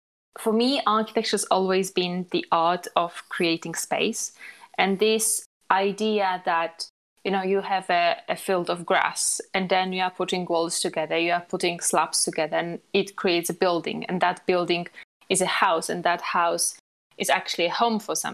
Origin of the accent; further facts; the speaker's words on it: Poland; moved away; I was born in Poland and graduated from architecture in Poland